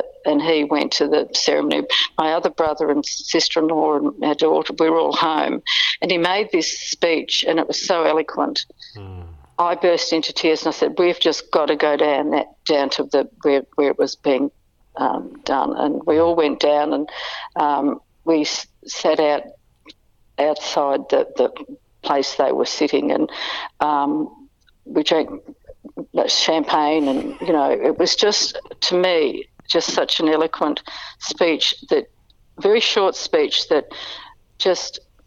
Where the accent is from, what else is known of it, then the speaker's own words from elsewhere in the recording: Bendigo, Victoria, Australia; also born or lived in Melbourne; We moved from Bendigo